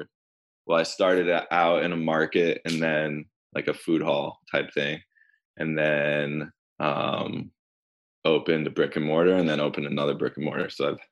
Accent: New York City, New York, United States; now in New Orleans, United States; I just turned 30 and I'm from 85th Street and 3rd Avenue.

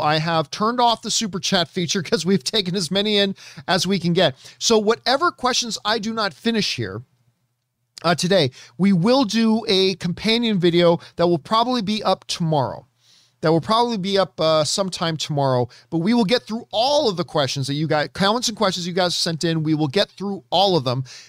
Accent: Canada; as a Canadian white dude who hasn't been exposed to a whole ton of Bollywood in my life

